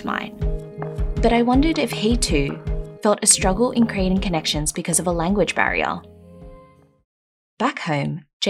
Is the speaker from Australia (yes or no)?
yes; Australia; And growing up in Australia, that's what I began to see it as.